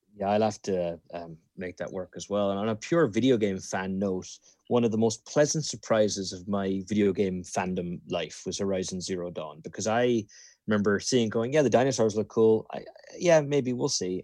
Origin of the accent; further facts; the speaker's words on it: Ireland; moved away; growing up in Ireland